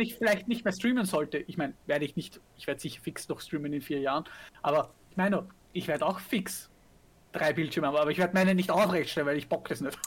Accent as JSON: {"language": "German", "country": "Austria", "said": "bei uns in Österreich"}